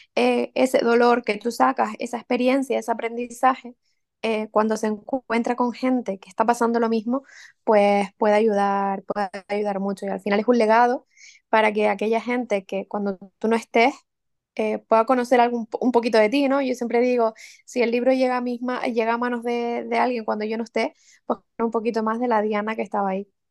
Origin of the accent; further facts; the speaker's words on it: Santa Úrsula, Canary Islands, Spain; Santa Úrsula, mi pueblo